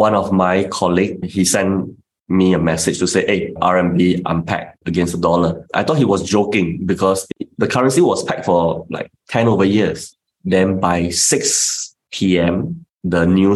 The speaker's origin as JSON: {"language": "English", "country": "Singapore", "said": "as a Singaporean"}